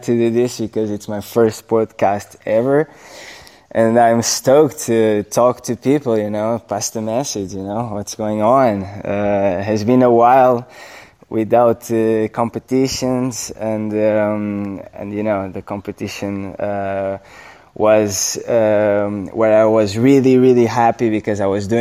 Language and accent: English; Nazaré, Centro, Portugal; my hometown